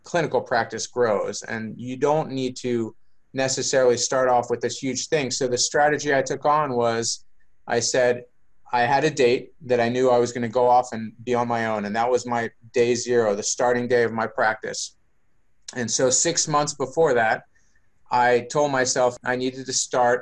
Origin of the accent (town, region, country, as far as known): Baltimore, Maryland, United States; born or raised there; moved away as an adult; now in San Diego, United States